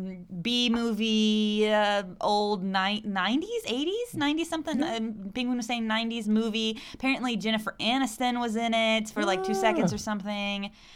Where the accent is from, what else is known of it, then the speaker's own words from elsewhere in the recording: Arkansas, United States; now in Chile; I'm from Arkansas.